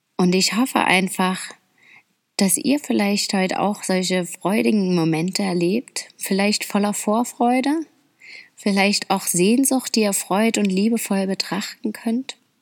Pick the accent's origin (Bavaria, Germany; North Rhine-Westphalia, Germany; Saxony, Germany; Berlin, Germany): Saxony, Germany; Dresden; ich mag Deutschland und vor allem auch meine Heimat einfach so sehr. Ich finde das so schön dort. Dresden und seine Umgebung ist echt ein Traum für mich